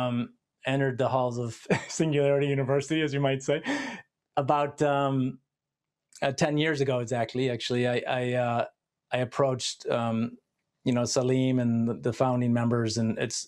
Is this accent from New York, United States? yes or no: no; Detroit, Michigan, United States; I grew up in Detroit, which was a huge music city